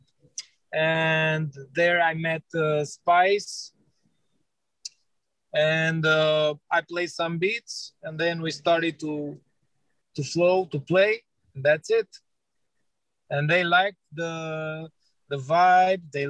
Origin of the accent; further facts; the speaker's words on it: Romania; I'm a Romanian producer, music producer, artist, singer.